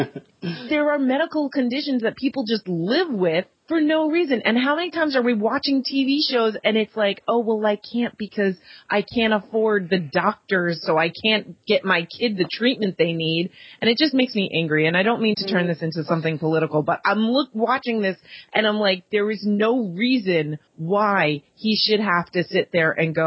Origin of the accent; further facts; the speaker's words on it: United States; moved away as an adult; now in Canada; as an American